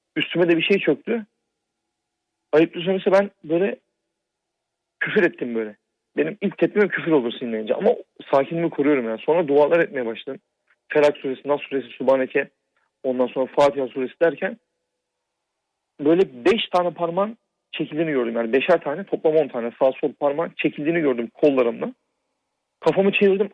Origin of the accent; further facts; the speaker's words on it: Black Sea Region, Turkey; also born or lived in Ordu / Istanbul; biz Karadenizliyiz